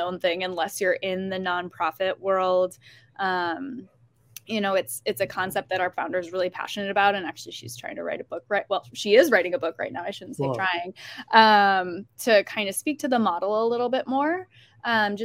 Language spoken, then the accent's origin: English; Syracuse, New York, United States; I'm from Syracuse, New York.